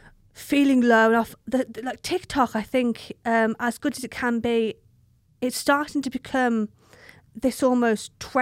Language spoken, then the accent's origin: English; Birmingham, West Midlands, United Kingdom; accent: Brummie; I'm a Brummie.